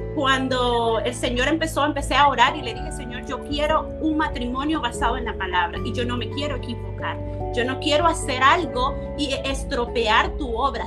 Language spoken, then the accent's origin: Spanish; El Salvador; nosotros somos procedentes del Salvador